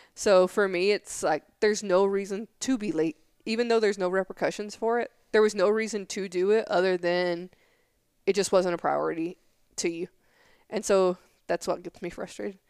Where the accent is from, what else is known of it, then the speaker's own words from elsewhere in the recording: Tennessee, United States; moved away; I'm from Tennessee